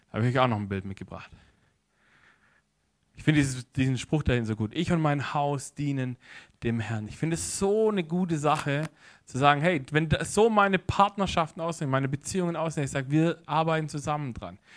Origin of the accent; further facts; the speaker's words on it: Baden-Württemberg, Germany; weil ich komme ja aus der Ecke, also hinter Stuttgart her, so vom Zeilenspitzen der Schwäbischen Alb, wie man so schön sagt